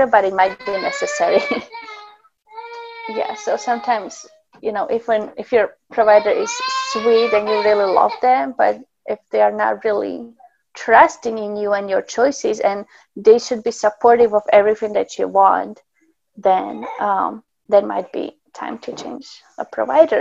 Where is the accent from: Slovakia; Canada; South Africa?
Slovakia; now in Alaska, United States; I'm actually from Slovakia originally